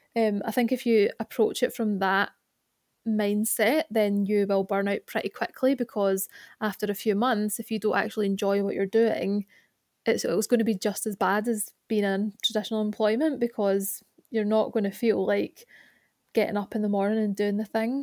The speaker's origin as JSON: {"language": "English", "town": "Glasgow", "region": "Scotland", "country": "United Kingdom", "tie": "born or raised there", "moved": "yes", "lives_now": "Birmingham, United Kingdom", "said": "I was born in Glasgow and I now love, live in Birmingham."}